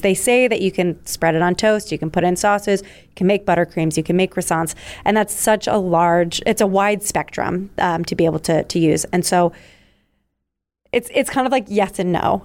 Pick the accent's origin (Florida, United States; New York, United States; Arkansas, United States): New York, United States; moved away as an adult; also born or lived in Philadelphia; I'm originally from New York